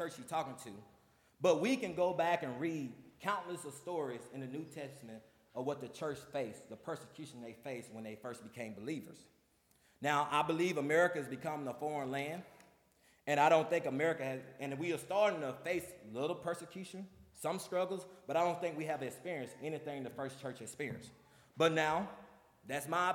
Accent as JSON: {"language": "English", "region": "the South", "country": "United States", "tie": "born or raised there", "said": "when I grew up in the South"}